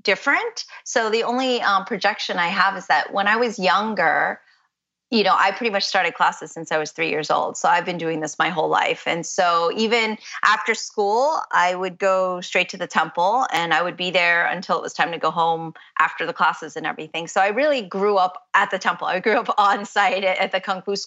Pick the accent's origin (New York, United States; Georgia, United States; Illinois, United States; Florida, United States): Florida, United States; Orlando; also born or lived in Boston; I was raised in Orlando